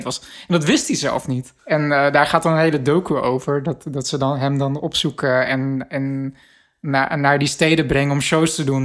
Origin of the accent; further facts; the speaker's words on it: Rotterdam, South Holland, Netherlands; ik eh, als Rotterdammer